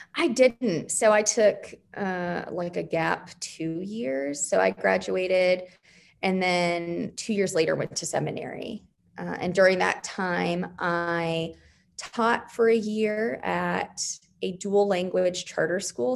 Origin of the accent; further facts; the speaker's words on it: just west of Phoenix, Arizona, United States; also born or lived in Wyoming; now in Oklahoma City, United States; I grew up in Arizona, just west of Phoenix